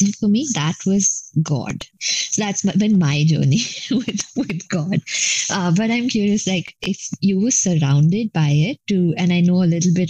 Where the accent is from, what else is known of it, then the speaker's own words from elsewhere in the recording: Mumbai, Maharashtra, India; I'm saying y'all a lot, like I'm from Bombay